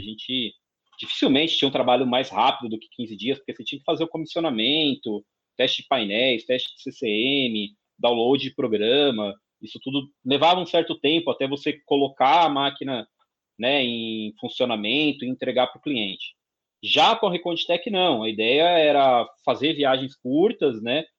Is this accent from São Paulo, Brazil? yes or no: yes; São Paulo, Brazil; sou natural de São Paulo, capital, nasci na saúde, morei na saúde até os três anos de idade